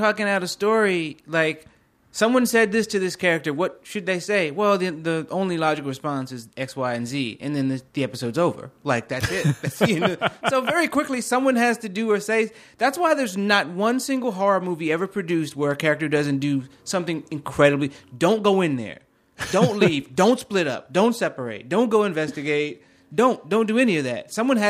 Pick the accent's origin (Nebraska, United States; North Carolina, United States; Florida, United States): North Carolina, United States; Eden; North Carolina. Yeah. I describe it as Dillon, North Carolina.